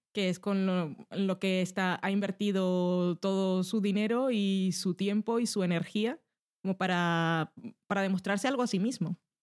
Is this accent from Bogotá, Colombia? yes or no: no; Barranquilla, Atlántico, Colombia; moved away